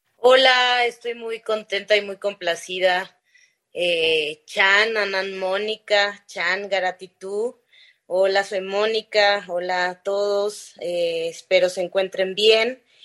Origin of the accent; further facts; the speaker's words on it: Zapotec-speaking home town, Oaxaca, Mexico; yo vengo de una comunidad muy pequeñita que es el mercado de mi pueblo, criada en, una, en un contexto de, una crianza comunitaria